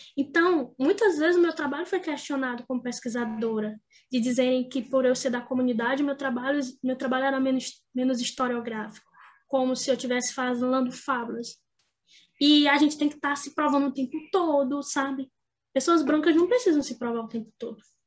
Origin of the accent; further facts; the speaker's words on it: Grajaú, Maranhão, Brazil; Todo mundo sabia onde era a sua origem. Lá em Grajaú